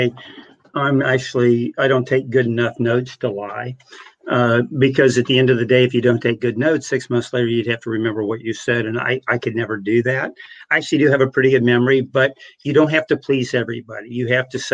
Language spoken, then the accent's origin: English; Monroe City, Missouri, United States; my hometown newspaper in Monroe City, Missouri of 2,500